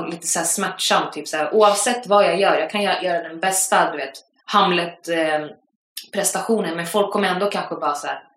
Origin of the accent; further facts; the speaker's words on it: Västra Götaland, Sweden; accent: Gothenburg dialect; Jag bara, nej det, det är göteborgska.